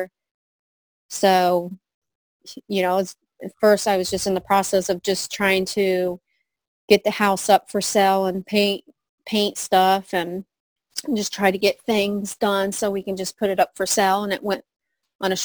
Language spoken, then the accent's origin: English; Mount Vernon, Ohio, United States; I moved back to my hometown, Mount Vernon, Ohio